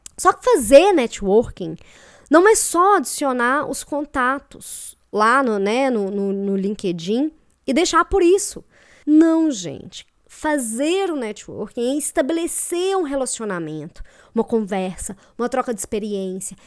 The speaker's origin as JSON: {"language": "Portuguese", "town": "Belo Horizonte", "region": "Minas Gerais", "country": "Brazil", "moved": "as an adult", "lives_now": "Curitiba, Brazil", "said": "eu sou de Belo Horizonte, mas eu moro em Curitiba tem dois anos, mais ou menos."}